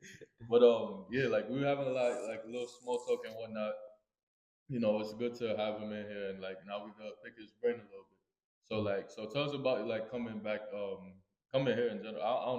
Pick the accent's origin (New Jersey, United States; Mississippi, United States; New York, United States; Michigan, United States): New York, United States; also born or lived in Queens, New York; I'm from Brooklyn, too.